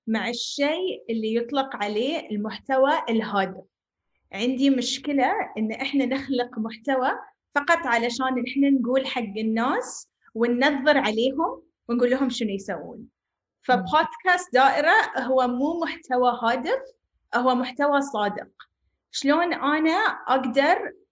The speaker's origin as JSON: {"language": "Arabic", "country": "Bahrain", "also_born_or_lived": "Palestine", "lives_now": "United Arab Emirates", "said": "أنا بحرينية فلسطينية أعيش في الإمارات"}